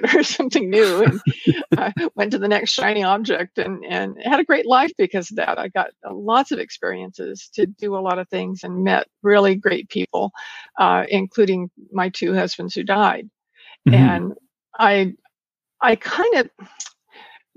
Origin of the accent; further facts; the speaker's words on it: Porterville, California, United States; I was born and raised in a very small town in California called Porterville